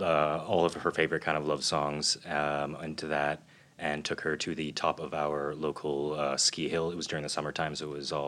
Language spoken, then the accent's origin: English; London, Ontario, Canada; now in Toronto, Canada; Born and raised in London, Ontario